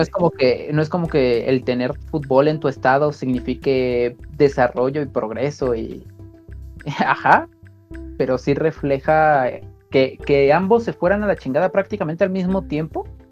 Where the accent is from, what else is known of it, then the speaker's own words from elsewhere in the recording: Mexico; uno como mexicano